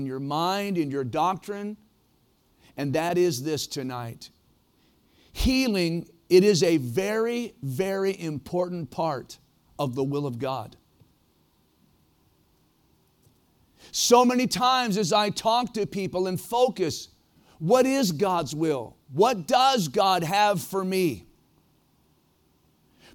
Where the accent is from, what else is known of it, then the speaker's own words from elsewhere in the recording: Ohio, United States; moved away as an adult; also born or lived in Prescott, Arizona / Oregon; growing up in Ohio, don't hold it against me, Ohio is a great place to be from.